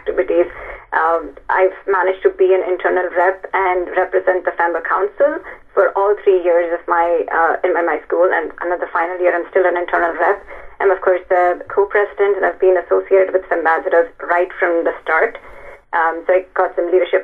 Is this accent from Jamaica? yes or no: no; Bangalore, Karnataka, India; moved away as an adult; also born or lived in Mumbai / Texas / Boston; now in San Francisco, United States; So I was born and raised in Bangalore, a beautiful city in the southern part of India.